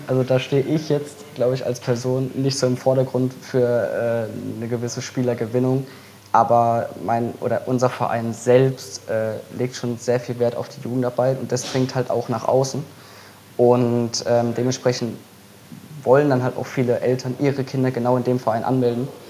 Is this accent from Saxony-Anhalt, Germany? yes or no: no; Mannheim, Baden-Württemberg, Germany; weil ich komme ja nicht aus Fehlheim, sondern ich komme ja aus Mannheim.